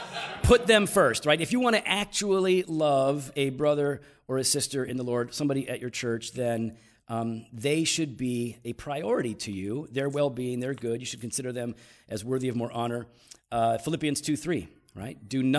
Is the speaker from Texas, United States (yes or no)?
no; Chicago, Illinois, United States; We're from Chicago. We have a lot of good pizza, and that was pretty bad.